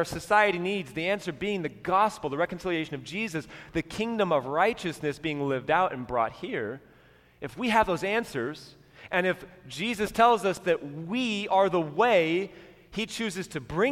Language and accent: English; United States; as American Christians